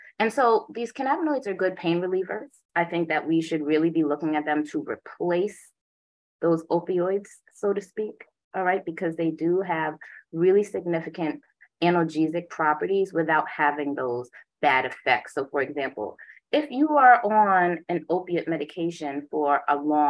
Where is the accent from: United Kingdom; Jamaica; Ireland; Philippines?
Jamaica; moved away; also born or lived in Boston; I am Jamaican. My father's a Rasta